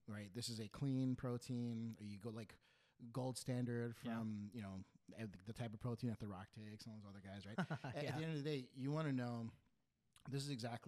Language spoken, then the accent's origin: English; East Coast, United States; those of us from the East Coast